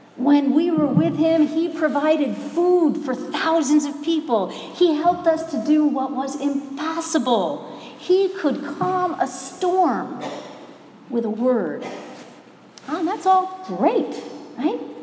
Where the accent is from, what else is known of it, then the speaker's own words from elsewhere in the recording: Minnesota, United States; I'm from Minnesota. We have lakes in Minnesota and they freeze in the winter